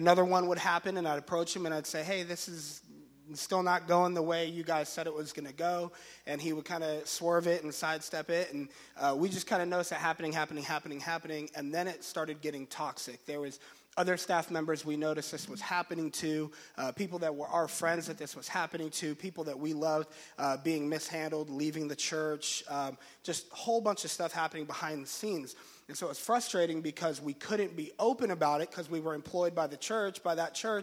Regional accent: Orlando, Florida, United States; moved away as an adult; We're from Florida. We were married at this church in Orlando. Kind of grew up in that church there.

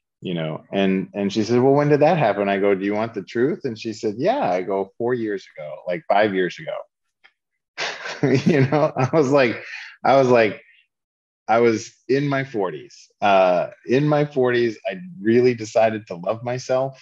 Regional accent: Lowell, Massachusetts, United States; accent: Boston; I grew up in Lowell, Massachusetts, blue collar Boston suburb. I used to talk like, all the Boston movies sound, you know. I didn't have an R anywhere in my words

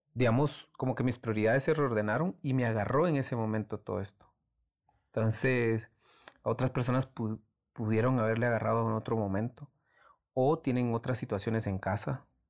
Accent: Antigua Guatemala, Sacatepéquez, Guatemala; Antigua, que es como mi ciudad natal

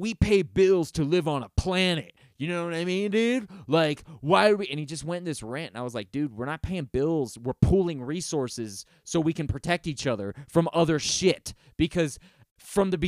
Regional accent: United States; I'm an American

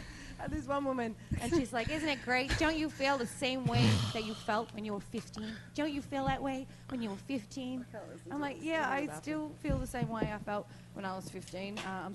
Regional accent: Australia; moved away; I am Australian.

